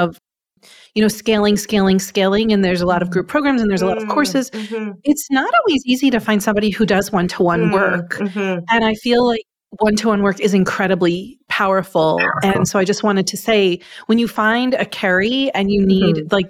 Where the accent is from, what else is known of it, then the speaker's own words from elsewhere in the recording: Long Island, New York, United States; now in Upstate New York, United States; I'm from Long Island.